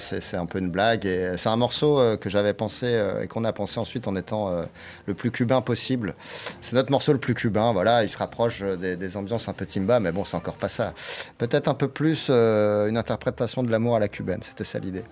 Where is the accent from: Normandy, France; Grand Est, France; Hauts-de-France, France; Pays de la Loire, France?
Grand Est, France; Nancy; On vient de Nancy